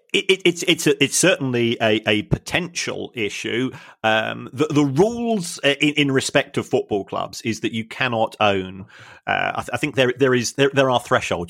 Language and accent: English; London, United Kingdom; I'm from South London